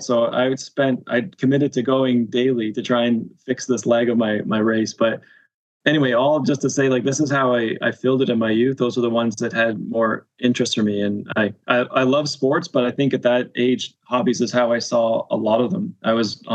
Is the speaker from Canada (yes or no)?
yes; Canada; as a Canadian